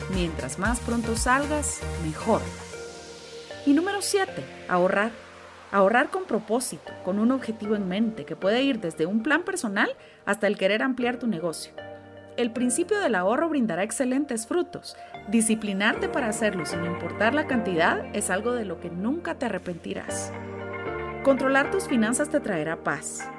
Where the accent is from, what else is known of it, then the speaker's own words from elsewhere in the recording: Guatemala; Como guatemaltecos